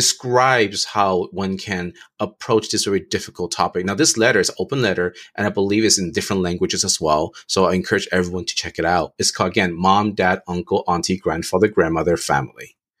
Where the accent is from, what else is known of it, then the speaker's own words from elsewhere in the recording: United States; growing up in America